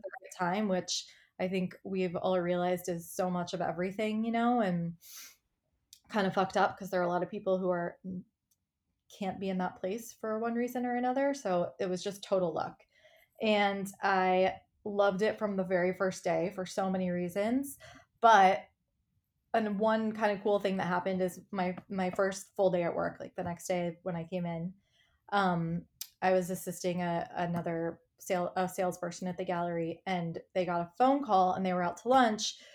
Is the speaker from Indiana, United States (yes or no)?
yes; Indiana, United States; moved away as an adult; also born or lived in New York; I grew up in Indiana, and I moved to college, I moved to New York for college.